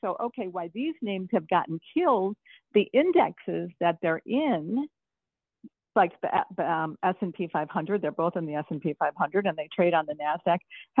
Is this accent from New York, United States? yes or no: yes; New York, United States; also born or lived in Chicago; now in Santa Monica, United States; I'm from New York and Chicago, you know, where you really felt the change of seasons, obviously. But I'm actually a little chilly in Santa Monica at night right now